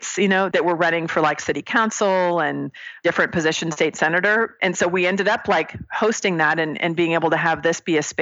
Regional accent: Bay Area, California, United States; moved away as an adult; now in Mesa, United States; I was coming from the Bay Area, where I was born and raised, fourth generation Californian

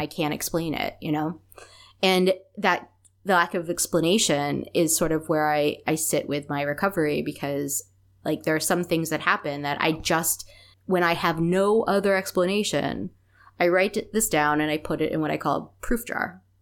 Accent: East Coast of the US, United States; we grew up on the East Coast of the U S.

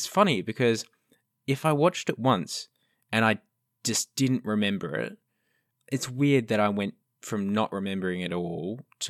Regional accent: Australia; I'm allowed to say it. I'm Australian.

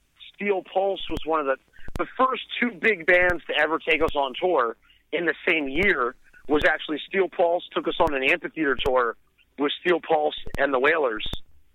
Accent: Silver Spring, Maryland, United States; we grew up in Silver Spring, which is kind of like a city suburb that connects to D.C.

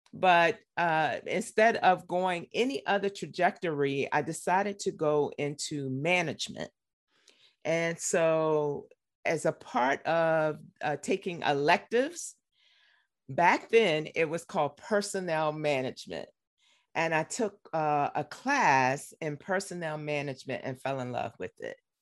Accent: Richmond, Virginia, United States; also born or lived in Harrisonburg, Virginia; I grew up in Richmond, Virginia. Born and raised.

